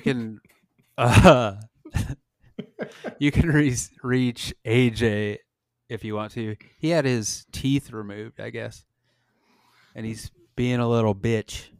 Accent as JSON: {"language": "English", "region": "Nebraska", "country": "United States", "tie": "born or raised there", "said": "growing up in Nebraska"}